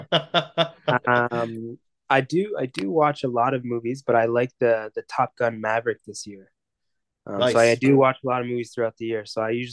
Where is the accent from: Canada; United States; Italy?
Canada; Mississauga, Ontario; growing up in Mississauga